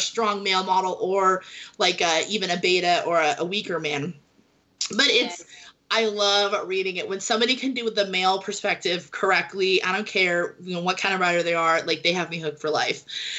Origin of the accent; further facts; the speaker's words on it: England, United Kingdom; It's really hard because I grew up in England. My dad was stationed in the military